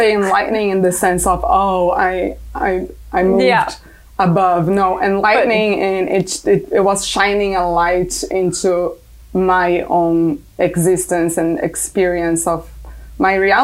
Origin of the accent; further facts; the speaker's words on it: Brazil; moved away; I'm from Brazil originally.